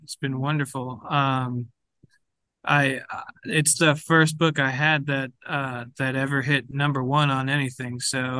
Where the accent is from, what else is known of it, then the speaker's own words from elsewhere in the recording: New York, United States; Well, that's where I'm from. I was, born and raised in New York. I moved, down south where I live now, but I'll always be a New Yorker at heart.